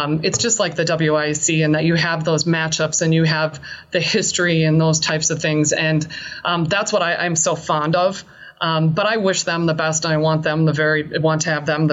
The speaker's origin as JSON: {"language": "English", "town": "St. Paul", "region": "Minnesota", "country": "United States", "also_born_or_lived": "Laramie, Wyoming", "said": "I'm from St. Paul originally"}